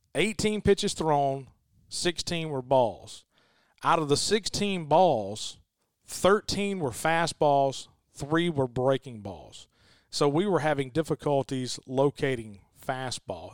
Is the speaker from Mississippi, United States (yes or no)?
yes; Noxapater / Nanih Waiya, Winston County, Mississippi, United States; I'm a Winston County guy, too, and I'm a Nanawoya guy